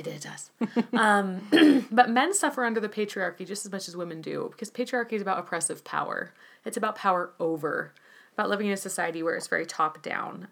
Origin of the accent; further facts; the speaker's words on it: United States; as an American